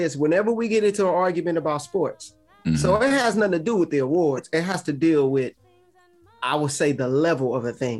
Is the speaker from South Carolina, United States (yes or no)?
no; Ferguson, Missouri, United States; I'm from St. Louis, Ferguson